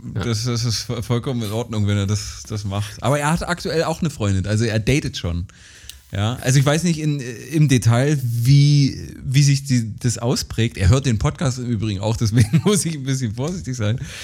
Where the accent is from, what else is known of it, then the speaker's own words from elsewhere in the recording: rural Saxony-Anhalt near Bitterfeld, Germany; auf dem Dorf, also in der sachsen-anhaltinischen, an, sachsen-anhaltischen Provinz groß geworden